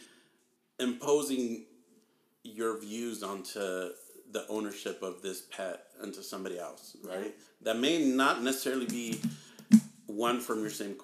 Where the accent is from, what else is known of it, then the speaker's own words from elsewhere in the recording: Southern California, United States; I'm basically from SoCal, like, born, raised